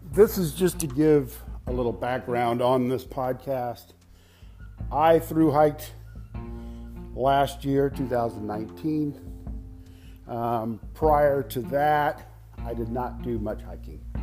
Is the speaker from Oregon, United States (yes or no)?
no; Charleston, South Carolina, United States; I am from Charleston, South Carolina.